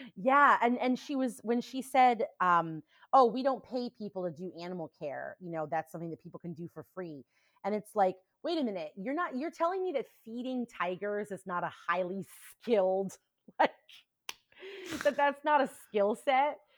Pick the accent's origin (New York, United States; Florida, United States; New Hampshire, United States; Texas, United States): New Hampshire, United States; now in Indianapolis, United States; when I was growing up in New Hampshire